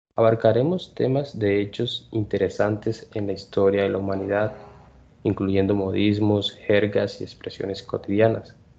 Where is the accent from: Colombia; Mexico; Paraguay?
Colombia; Nací en Colombia